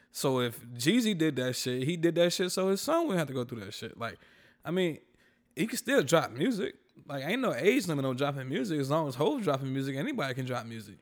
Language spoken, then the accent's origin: English; North Carolina, United States; I'm from North Carolina